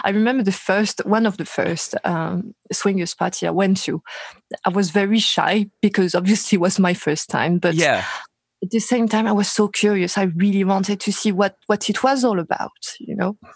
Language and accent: English; Paris, Île-de-France, France; English is a second language; Paris, France.